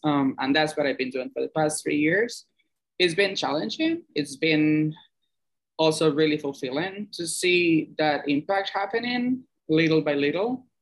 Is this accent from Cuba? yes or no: yes; Cuba; moved away as an adult; now in New York, United States; I'm from Cuba originally. I moved here seven years ago to the U.S.